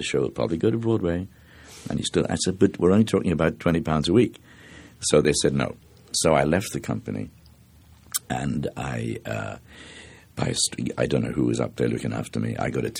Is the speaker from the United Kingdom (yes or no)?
no; Dublin, Leinster, Ireland; You see, I come from the South Circle Road in Dublin, and a lot of people who come from there